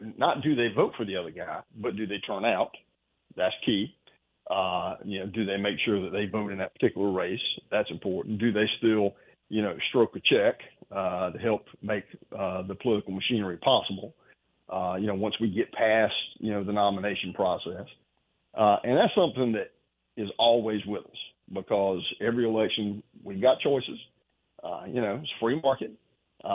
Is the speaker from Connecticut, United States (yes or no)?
no; South Carolina, United States; we're from South Carolina